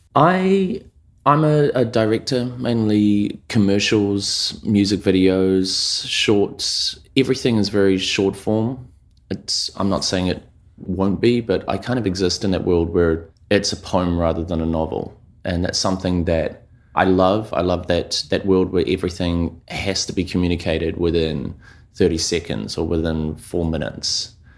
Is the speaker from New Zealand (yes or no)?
yes; New Zealand; moved away; I grew up in New Zealand, like, um, Aotearoa, to, you know, first generation immigrants.